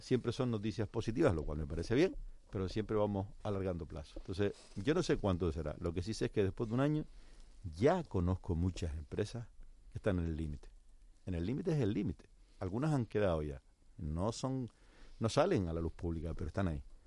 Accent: Canary Islands, Spain; nosotros como canarios

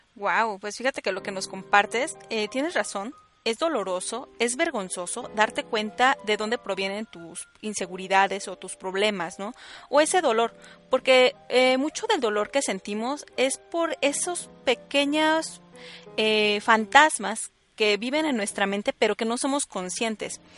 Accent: State of Mexico, Mexico; yo soy del Estado de México

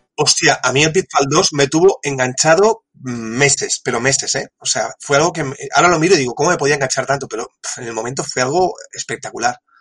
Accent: El Prat de Llobregat, Catalonia, Spain; also born or lived in Tarragona / Japan; now in Reus, Spain; yo soy del Prat, pero he vivido tiempo en Tarragona, ahora vivo en Reus

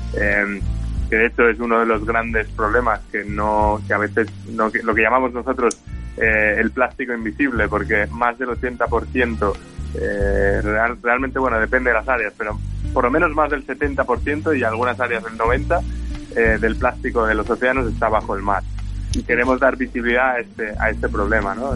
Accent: Menorca, Balearic Islands, Spain; yo soy de Menorca

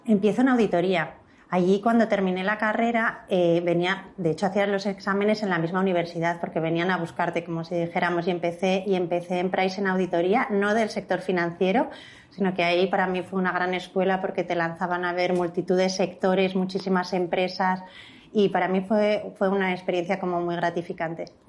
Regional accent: Huesca, Aragon, Spain; moved away; also born or lived in Barcelona; yo soy de Huesca

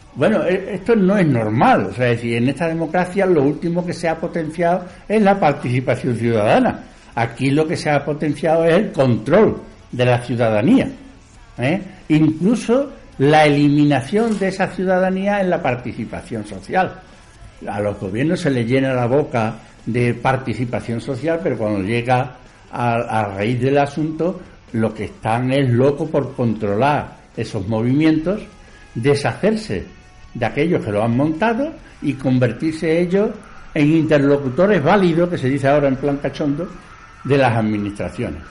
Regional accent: Seville, Andalusia, Spain; also born or lived in Badajoz, Extremadura; yo procedo de Badajoz, de la provincia de Badajoz, nacido allí, pero criado desde los 10 años en Sevilla

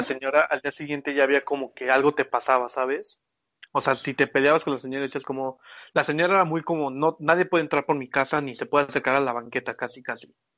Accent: Mexico; cuando era chiquito yo vivía ahí por Santa Mónica, Viveros y todos esos lados

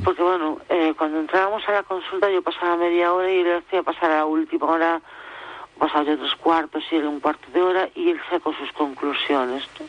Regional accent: Galicia, Spain; moved away as an adult; de donde soy yo, de Galicia

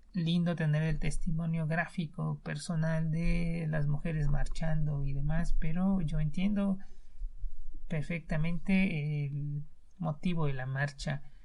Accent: Mexico; en México, en mi país

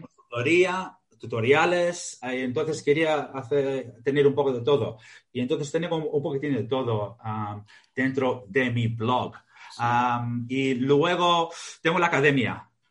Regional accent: Victoria, Australia; Spanish is a second language; moved away; also born or lived in Greece; Yo nací en Australia y mis padres son griegos, ah, emigraron a Australia y si este, yo nací en Australia. Y luego, bueno, vivimos en Grecia, luego en Australia y hice los estudios en Australia

